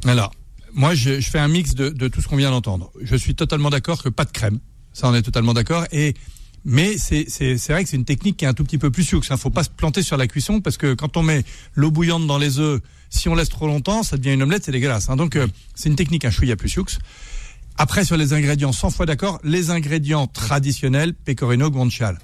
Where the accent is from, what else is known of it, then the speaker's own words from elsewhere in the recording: Berry, Centre-Val de Loire, France; je suis du Berry